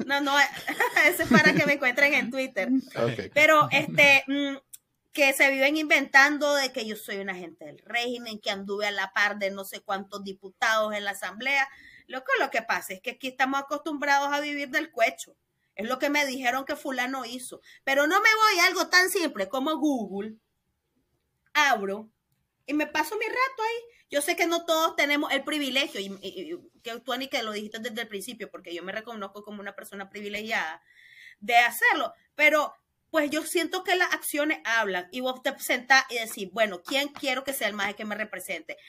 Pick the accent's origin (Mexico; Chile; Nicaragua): Nicaragua; León; Yo soy nicaragüense, de León, de hogar católico y colegio de monjas.